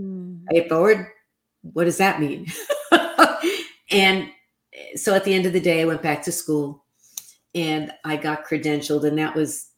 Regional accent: New York City, New York, United States; I grew up in the New York City housing projects

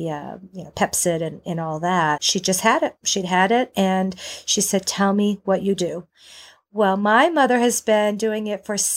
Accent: Maine, United States; now in North Carolina, United States; I moved from Maine, I hit North Carolina, I was ready to go

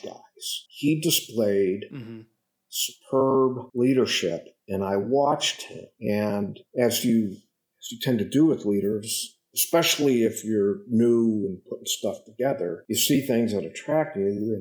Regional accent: Chicago, Illinois, United States; also born or lived in Germany; I was born in Chicago, grew up in the western suburbs of Chicago.

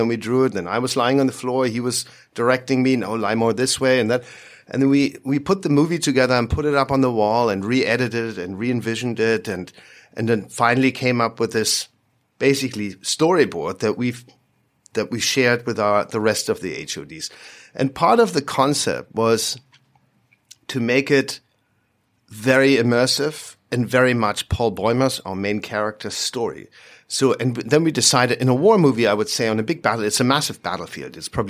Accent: Berlin, Germany; he's from London, I'm from Berlin.

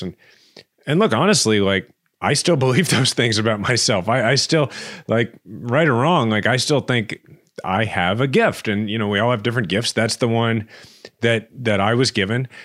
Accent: Kansas City, Missouri, United States; born or raised there

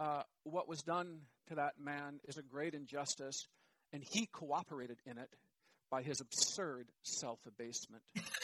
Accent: Ann Arbor, Michigan, United States; When I was growing up in the Ann Arbor, Michigan public schools in the 70s and 80s

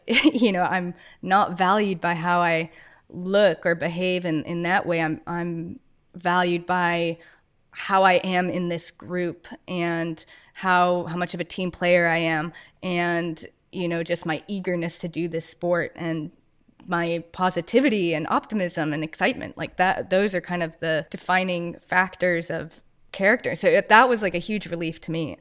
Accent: Westchester, New York, United States; I grew up in New York, so just outside Westchester, New York, so just outside New York City

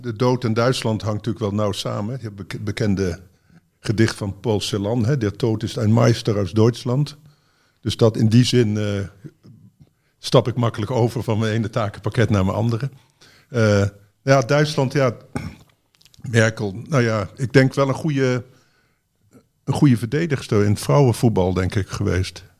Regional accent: Netherlands; wij, denk ik, als Nederlanders

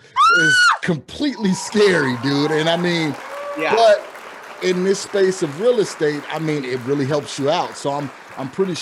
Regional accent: Chicago, Illinois, United States; we're actually both from Chicagoland, not knowing, but somehow we're rocking NYC today. And it wasn't planned, believe me. So being from the Midwest and transitioning here to the Southwest

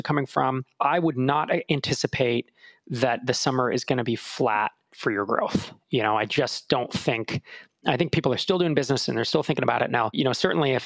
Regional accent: California, United States; moved away as an adult; now in Minneapolis, United States; growing up in California, you know, we really don't have strong seasons

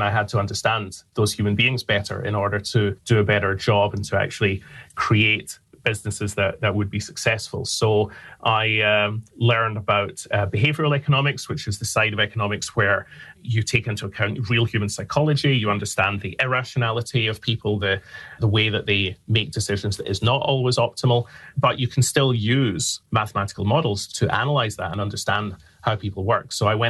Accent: Glasgow, Scotland, United Kingdom; now in London, United Kingdom; So I'm from Scotland. I'm from Glasgow in Scotland. I live in London now, so the accent is not as strong as it once was.

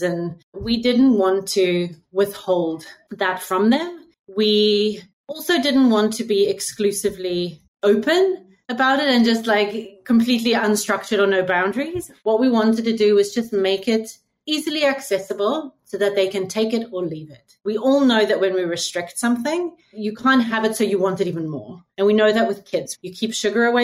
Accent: Cape Town, Western Cape, South Africa; moved away as an adult; also born or lived in United Kingdom; now in Singapore; I was born in South Africa, in Cape Town. My entire schooling career was there. I left when I was 21

